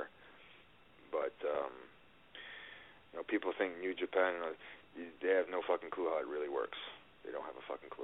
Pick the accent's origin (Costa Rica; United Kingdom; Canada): Canada; I'm Canadian